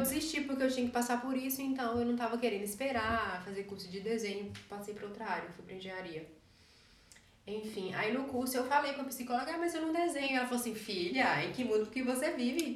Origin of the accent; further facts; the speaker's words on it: Caetité, Bahia, Brazil; moved away as an adult; also born or lived in Belo Horizonte, Minas Gerais; now in Germany; Vim de Caetité, nasci lá, passei minha adolescência lá e depois me mudei para Belo Horizonte